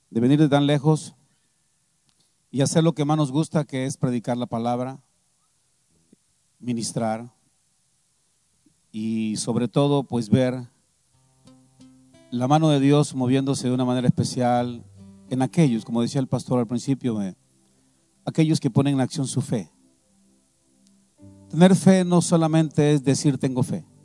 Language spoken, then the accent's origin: Spanish; San Vicente Tancuayalab, San Luis Potosí, Mexico; Venimos desde el estado de San Luis Potosí, específicamente desde San Vicente, Tancuayalap, San Luis Potosí.